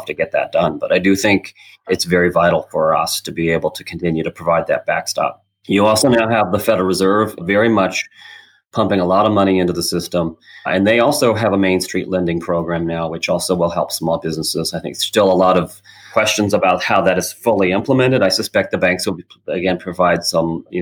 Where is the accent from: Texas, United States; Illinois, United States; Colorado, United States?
Illinois, United States; now in Washington, D.C., United States; We're originally from Illinois